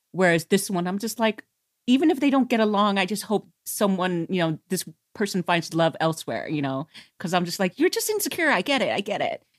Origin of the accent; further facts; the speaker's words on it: United States; as an American